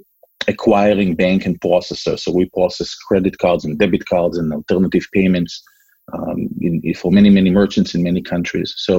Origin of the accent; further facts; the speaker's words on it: Israel; moved away as an adult; also born or lived in California; now in Massachusetts, United States; I was born and raised in Israel. I don't know if you can still hear my accent.